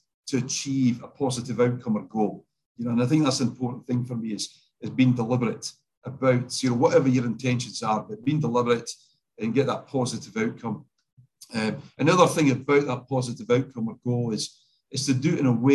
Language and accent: English; Scotland, United Kingdom; now in Australia; I'm Scottish